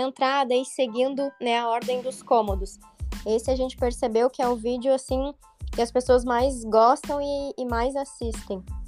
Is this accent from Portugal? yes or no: no; Rio do Sul, Santa Catarina, Brazil; moved away as an adult; now in Balneário Camboriú, Brazil; sou natural de Rio do Sul, interior aqui de Santa Catarina